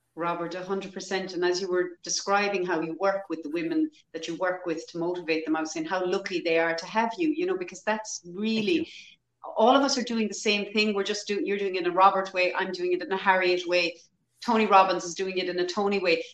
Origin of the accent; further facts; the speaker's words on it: Ireland; historically as Irish people, we were always very poor.